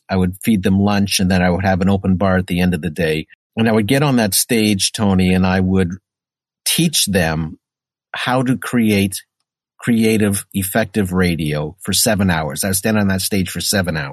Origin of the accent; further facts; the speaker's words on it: Sudbury, Ontario, Canada; moved away as an adult; Growing up in Sudbury was great